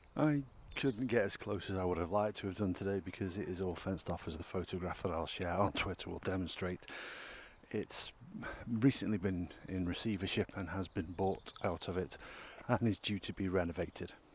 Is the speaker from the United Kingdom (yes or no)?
yes; Alsager, North West England, United Kingdom; my hometown of Allsager in South Cheshire